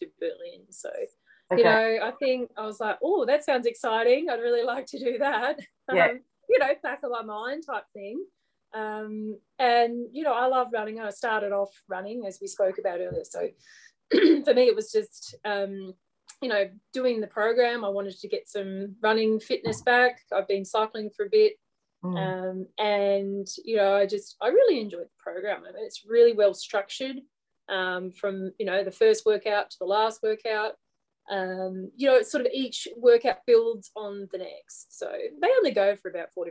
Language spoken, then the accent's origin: English; Australia; I'm an Australian